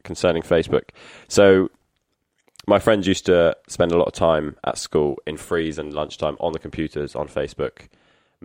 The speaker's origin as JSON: {"language": "English", "town": "Exmouth", "region": "South West England", "country": "United Kingdom", "tie": "born or raised there"}